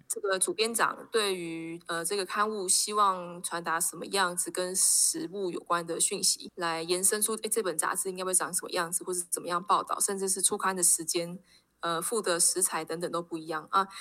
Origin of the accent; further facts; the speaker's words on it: Taipei, Taiwan; moved away as an adult; now in Yunlin, Taiwan; 我是台北人，对，但因为我是念书的关系，然后就来到云林